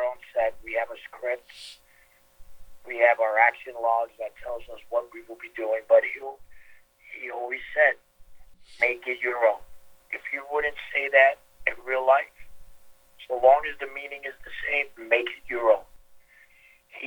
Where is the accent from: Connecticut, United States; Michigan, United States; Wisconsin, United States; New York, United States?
New York, United States; New York City; the neighborhoods that I grew up in Queens